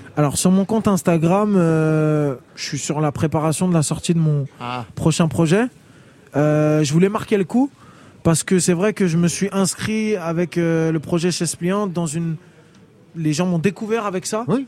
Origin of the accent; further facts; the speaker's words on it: France; on a grandi en France